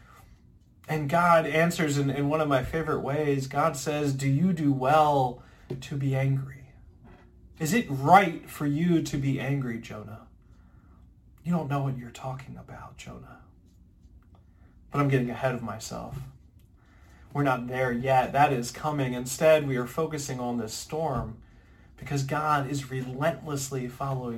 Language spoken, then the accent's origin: English; Ocean City, New Jersey, United States; moved away; I'm originally from Ocean City, New Jersey